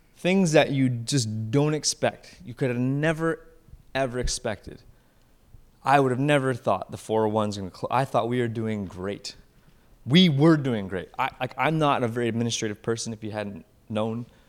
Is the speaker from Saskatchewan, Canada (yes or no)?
no; Simcoe, Ontario, Canada; Simcoe, which is th, my ho, my hometown where I grew up